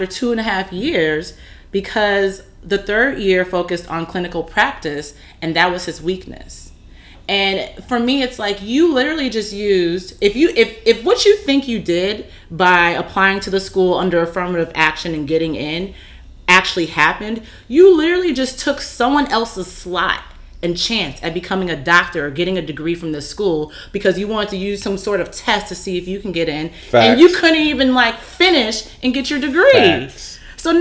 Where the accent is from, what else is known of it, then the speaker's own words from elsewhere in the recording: California, United States; I'm from California